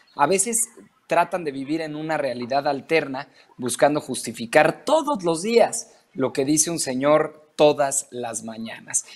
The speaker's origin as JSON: {"language": "Spanish", "country": "Mexico", "said": "como mexicano"}